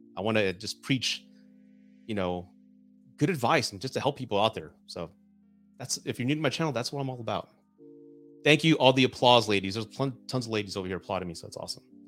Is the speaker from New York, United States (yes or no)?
no; Southern Texas, United States; I'm from the South, I'm so- Southern Texan, right? I was raised to be a gentleman